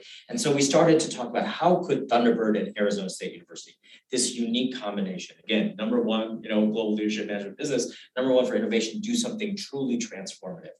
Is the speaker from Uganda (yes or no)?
yes; Uganda; also born or lived in Kenya; now in United States; I was born in Uganda. I was a fourth generation Uganda and Kenya